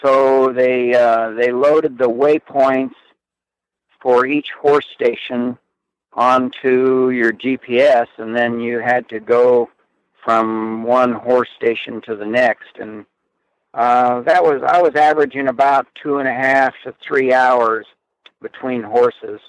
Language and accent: English; Wyoming, United States; moved away; also born or lived in central Idaho; I grew up in Wyoming